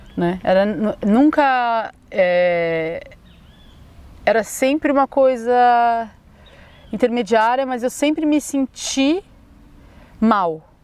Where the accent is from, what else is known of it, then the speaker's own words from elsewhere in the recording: São Paulo, Brazil; moved away as an adult; now in Florianópolis, Brazil; sou natural de São Paulo, já morei aqui em Floripa dois anos